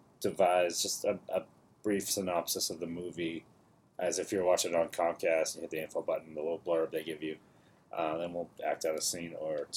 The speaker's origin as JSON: {"language": "English", "town": "Boston", "region": "Massachusetts", "country": "United States", "tie": "born or raised there", "said": "I'm from Dorchester, so I had this joke that I grew up in Dorchester."}